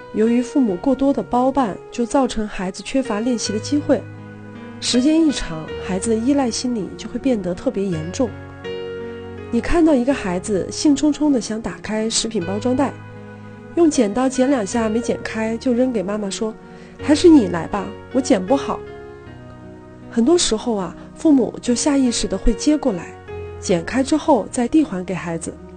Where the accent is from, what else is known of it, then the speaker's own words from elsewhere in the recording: China; 身为一个中国人，用筷子吃饭似乎是天经地义的事儿